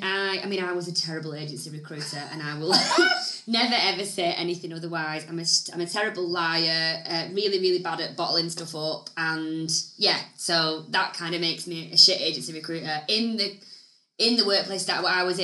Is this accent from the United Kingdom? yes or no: yes; the north of England, United Kingdom; accent: Northern; I had a shitty Northern accent